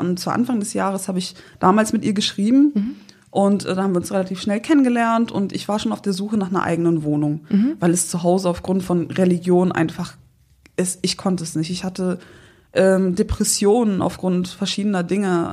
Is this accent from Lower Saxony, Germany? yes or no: no; Windeck, North Rhine-Westphalia, Germany; also born or lived in Sankt Augustin; aus Windeck. Also ich bin auf dem Land groß geworden